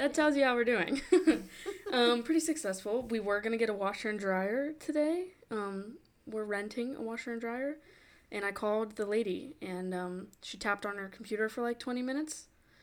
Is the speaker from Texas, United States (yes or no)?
no; Fauquier County, Virginia, United States; moved away as an adult; now in Savannah, United States; Virginia, which is where I'm born and raised